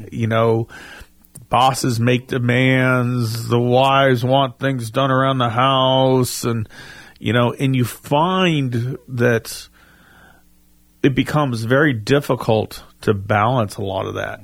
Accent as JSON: {"language": "English", "region": "the South", "country": "United States", "tie": "born or raised there", "accent": "Southern English", "said": "we grew up here in the South, so you know, our English is, you know, needs help anyways"}